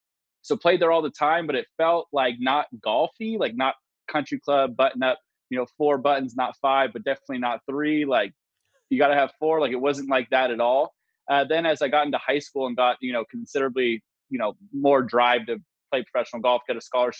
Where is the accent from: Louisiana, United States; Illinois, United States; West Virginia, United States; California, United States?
California, United States; Valencia; also born or lived in Burbank, California; now in Scottsdale, United States; Valencia is LA County, and I was born in Burbank, which is just like the heart of LA. So I'm taking all the LA roots with me